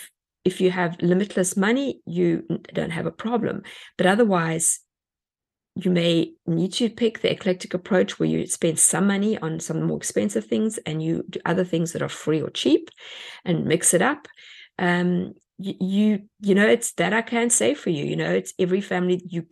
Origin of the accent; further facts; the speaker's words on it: South Africa; moved away; We came from South Africa and everything was on a boat.